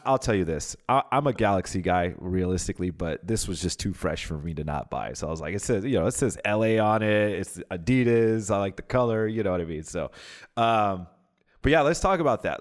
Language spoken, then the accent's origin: English; Pomona, California, United States; I was born in Pomona, California